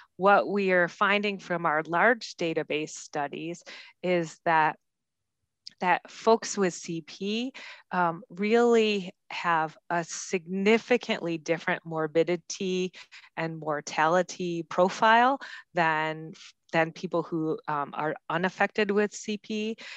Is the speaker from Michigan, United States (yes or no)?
yes; Grand Rapids, Michigan, United States; I, I come from Grand Rapids, Michigan